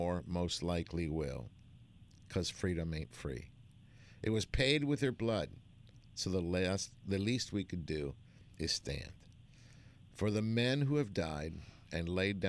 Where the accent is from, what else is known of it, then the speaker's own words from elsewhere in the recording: Argentina; now in United States; I'm an immigrant. I was born in Argentina.